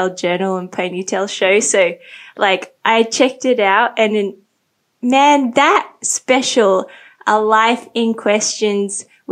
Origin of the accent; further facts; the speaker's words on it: Sydney, New South Wales, Australia; moved away as an adult; also born or lived in Hong Kong / Thailand; now in Bangkok, Thailand; I grew up in Sydney as well.